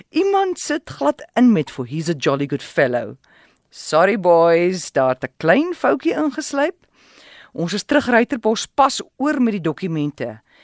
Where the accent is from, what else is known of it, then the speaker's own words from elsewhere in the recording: Willowmore, Eastern Cape, South Africa; moved away as an adult; also born or lived in Port Elizabeth; my tuisdorp Willowmore in die Ooskaap